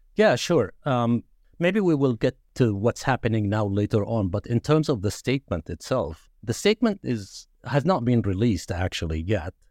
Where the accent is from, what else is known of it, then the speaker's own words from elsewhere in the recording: Nablus, West Bank, Palestine; moved away as an adult; now in Madison, United States; I grew up in Nablus